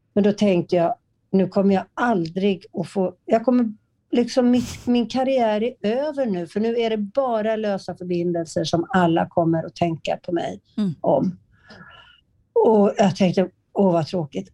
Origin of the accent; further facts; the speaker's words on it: Partille, Västra Götaland, Sweden; i Partille där jag är uppvuxen